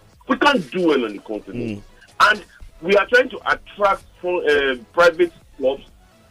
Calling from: Maryland, United States; I'm calling from Maryland.

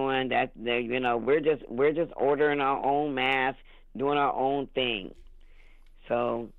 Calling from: Ohio, United States; I'm calling from Ohio.

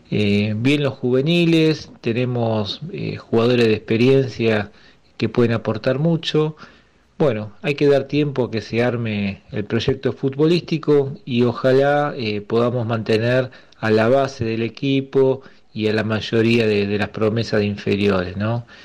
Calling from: Buenos Aires, Argentina; de Mataderos.

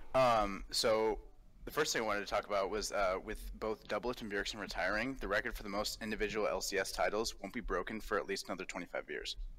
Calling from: Seattle, Washington, United States; I'm calling from Seattle

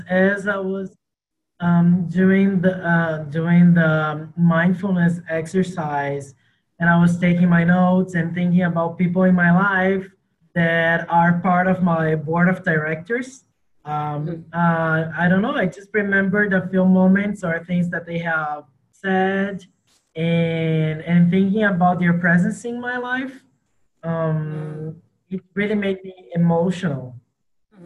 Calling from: Rio de Janeiro, Brazil; So I'm calling from Rio de Janeiro, Brazil.

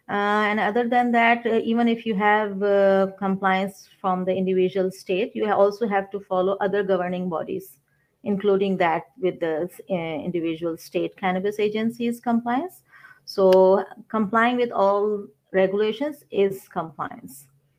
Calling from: Toronto, Ontario, Canada; I'm in Toronto, Canada, Ontario.

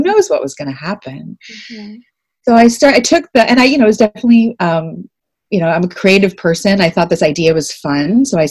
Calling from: Toronto, Ontario, Canada; I'm calling from Toronto, Ontario. I am in Canada, and this is the traditional territory of the Wendat, the Anishinaabek Nation, the Haudenosaunee Confederacy, the Mississaugas of the New Credit First Nations, and the Métis Nation.

